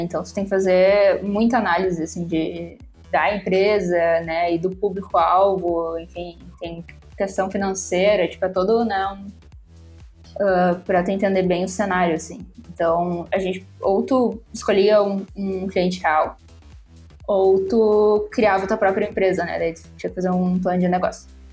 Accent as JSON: {"language": "Portuguese", "town": "Porto Alegre", "region": "Rio Grande do Sul", "country": "Brazil", "said": "sou de Porto Alegre"}